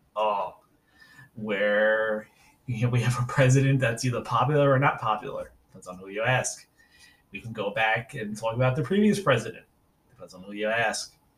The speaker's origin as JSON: {"language": "English", "town": "New York City", "region": "New York", "country": "United States", "tie": "born or raised there", "also_born_or_lived": "Central Virginia", "moved": "yes", "lives_now": "Virginia, United States", "said": "I'm originally from New York City. I was born in 80 and grew up in Staten Island. I live in Virginia now"}